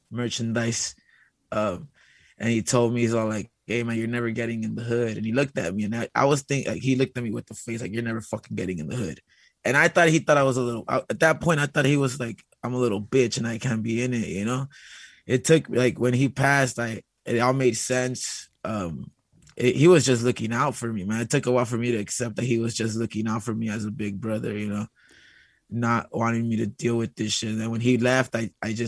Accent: Los Angeles, California, United States; growing up here

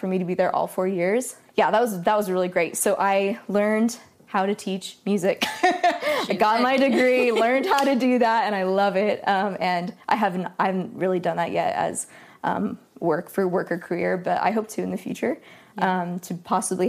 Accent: Sacramento, California, United States; I grew up in Sacramento, California

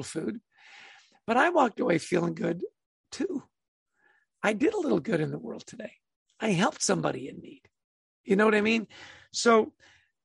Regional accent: Canada; I grew up in Canada

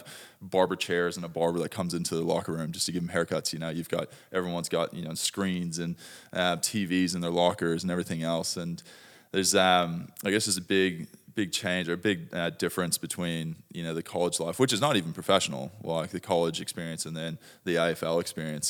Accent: Dallas, Texas, United States; moved away as an adult; now in Australia; I grew up in Dallas, Texas

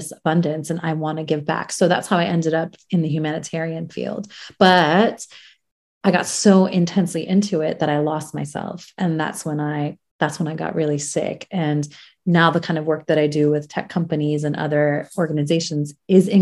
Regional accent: United States; also born or lived in Iran; my family and I, we left as refugees and went to America when I was quite young

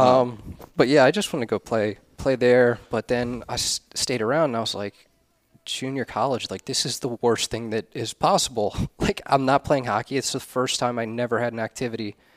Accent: Ellicott City, Maryland, United States; I grew up in Ellicott City, Maryland

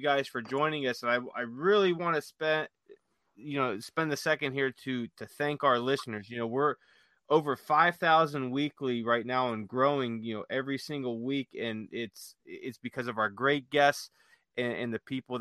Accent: Youngstown, Ohio, United States; in Youngstown, Ohio, growing up

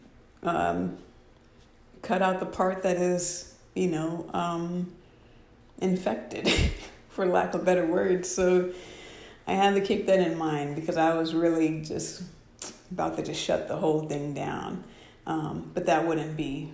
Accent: Washington, United States; moved away; one of my tribe up in Washington State, that is my hometown

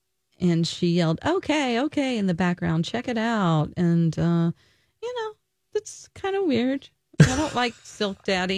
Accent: the South, United States; I'm from the South, and they're like, my daddy, you know?

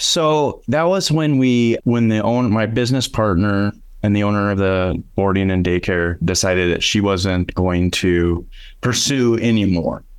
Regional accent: Aberdeen, South Dakota, United States; moved away as an adult; now in Sioux Falls, United States; I grew up in Aberdeen, South Dakota.

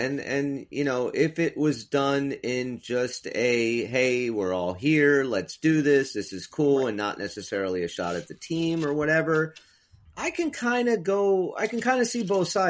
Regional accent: New Jersey, United States; Hey, we're from Jersey. We're up in Canada.

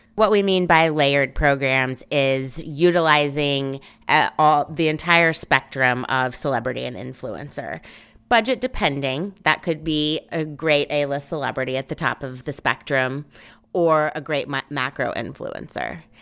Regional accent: Memphis, Tennessee, United States; moved away as an adult; also born or lived in New Orleans; now in New York, United States; I'm originally from Memphis, Tennessee, went to school at Tulane in New Orleans, and then moved to New York the day after graduation

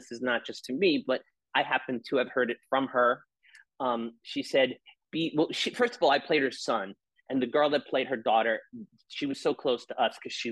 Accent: New York, United States; I'm an Italian from New York

